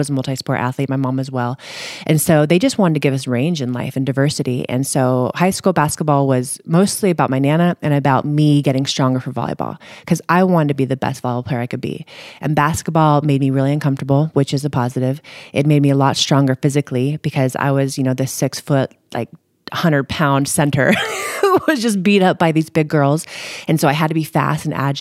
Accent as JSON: {"language": "English", "town": "Scotts Valley", "region": "California", "country": "United States", "tie": "born or raised there", "also_born_or_lived": "Saratoga, California", "said": "I grew up in the Santa Cruz Mountains in Scotts Valley and then in Saratoga once we hit high school"}